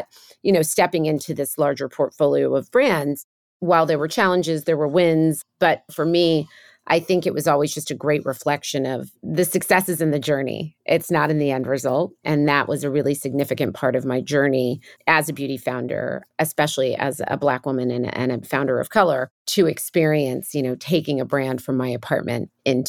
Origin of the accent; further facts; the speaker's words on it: New York, United States; born there; So I'm a first generation American of Kenyan descent. I was born in New York, but both my parents were from Kenya.